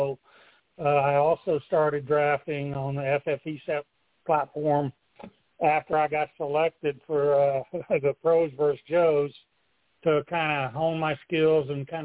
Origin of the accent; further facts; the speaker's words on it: Oklahoma City, Oklahoma, United States; moved away as an adult; also born or lived in Plattsburgh, New York / Arizona; now in Portland, United States; I grew up in Oklahoma City. So I was born in Plattsburgh, New York. My parents were both Air Force, but Oklahoma was home.